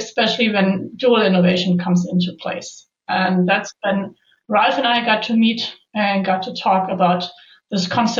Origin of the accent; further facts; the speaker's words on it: Nuremberg, Bavaria, Germany; moved away as an adult; also born or lived in Stuttgart area; I am actually joining from my home office, which is in Nuremberg in Bavaria, Germany. My office, like Bosch, is in Stuttgart area, but we just moved back to my hometown.